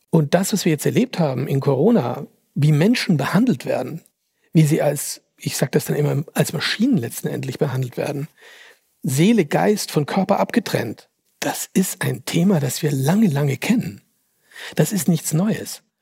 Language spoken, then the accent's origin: German; Austria; Finde ja interessant, dass ich hier eingeladen werde als Österreicher für den Jahresrückblick für Deutschland.